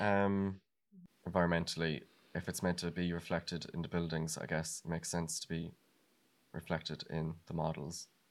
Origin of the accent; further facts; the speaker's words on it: Ireland; now in Amsterdam, Netherlands; I'm originally from Ireland